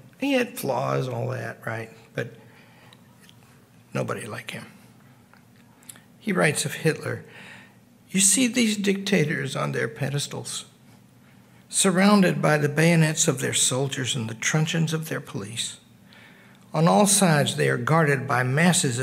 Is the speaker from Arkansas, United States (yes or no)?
yes; Arkansas, United States; moved away as an adult; I'm from Arkansas